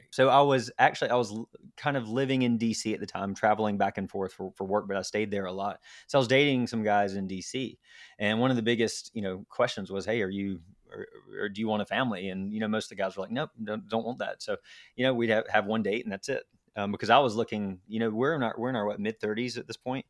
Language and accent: English; Garner, North Carolina, United States; also born or lived in Raleigh; I grew up in a, a small town called Garner, which is about twenty minutes from Raleigh